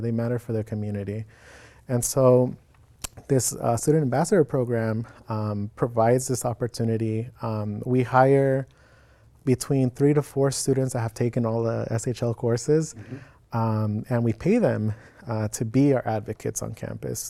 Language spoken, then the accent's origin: English; Phoenix, Arizona, United States; moved away as an adult; now in Oregon, United States; I was born in Phoenix, Arizona born and raised